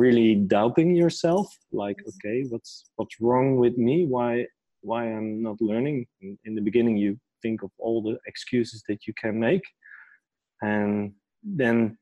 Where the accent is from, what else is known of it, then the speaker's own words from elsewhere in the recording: near Amsterdam, North Holland, Netherlands; I grew up near Amsterdam in a small village.